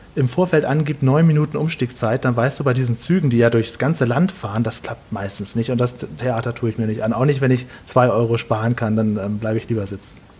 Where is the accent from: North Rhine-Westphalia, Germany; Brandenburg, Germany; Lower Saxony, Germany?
Lower Saxony, Germany; Stade; now in Düsseldorf, Germany; Ich bin aber gebürtig aus Stade. Stade ist eine kleine Stadt vor Hamburg oder nach Hamburg